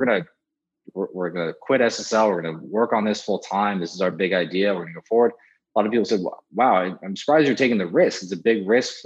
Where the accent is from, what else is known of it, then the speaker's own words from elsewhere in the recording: San Francisco, California, United States; born and raised in San Francisco